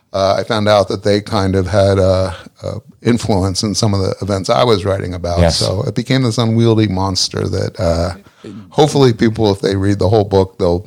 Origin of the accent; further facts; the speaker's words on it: Philadelphia, Pennsylvania, United States; Yeah. Well, suburb of Philly.